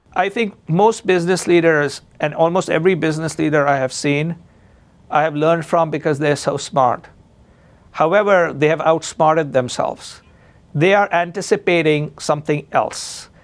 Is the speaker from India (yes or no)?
yes; India; now in Chicago, United States; I'm Indian